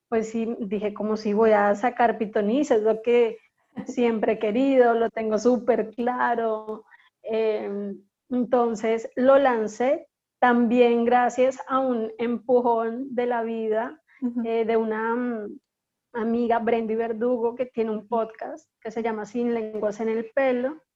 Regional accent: Bogotá, Colombia; moved away as an adult; now in Barranquilla, Colombia; nací en Bogotá hace 34 años. Eh, mis padres son de la costa, mi padre es de Barranquilla y mi madre es de un corregimiento que se llama La Pacha, cerca de Monpós.

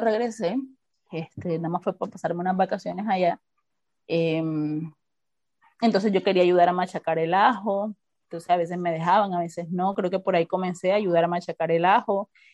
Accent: Barranquilla, Atlántico, Colombia; barranquillera, nacida en Barranquilla

